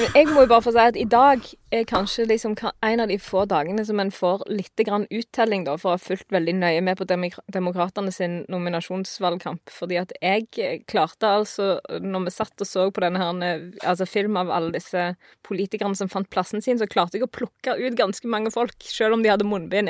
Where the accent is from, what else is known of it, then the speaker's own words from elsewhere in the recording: Vestland, Norway; jeg kommer fra Vestland